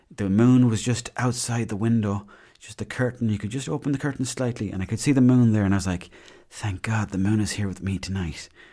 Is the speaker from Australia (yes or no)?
no; Mayo, Connacht, Ireland; I grew up in Mayo.